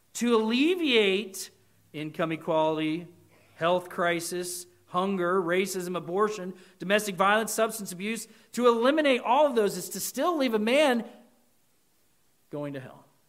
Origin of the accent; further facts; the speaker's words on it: United States; We as American Christians